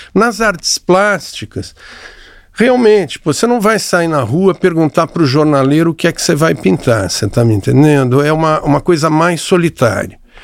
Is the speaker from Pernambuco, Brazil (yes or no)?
no; São Paulo, Brazil; moved away as an adult; also born or lived in Rio de Janeiro; comecei a trabalhar em São Paulo, sou paulista